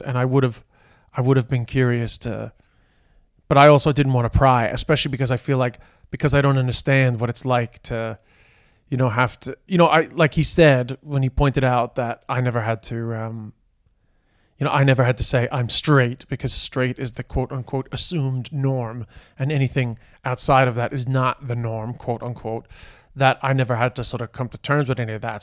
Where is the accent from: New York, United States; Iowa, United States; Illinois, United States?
New York, United States; New York City; growing up in Queens